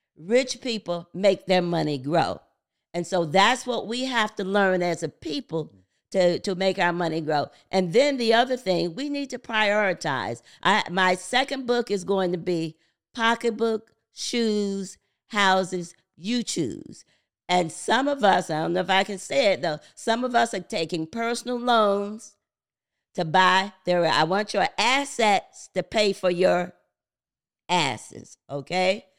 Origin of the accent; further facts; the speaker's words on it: Paterson, New Jersey, United States; I'm from the Christopher Columbus Projects, the C C P, Building four fifteen C, Patterson, New Jersey. Grew up in po-, poverty